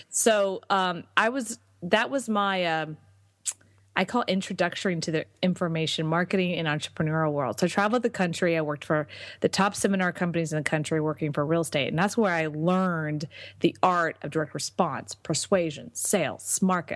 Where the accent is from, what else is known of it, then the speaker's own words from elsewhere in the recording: Texas, United States; now in Austin, United States; I'm from Texas, so it's kind of coming home